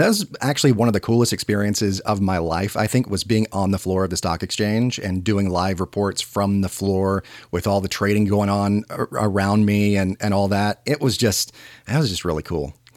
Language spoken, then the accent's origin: English; Georgia, United States; moved away as an adult; also born or lived in New York City; I was born and raised here in Georgia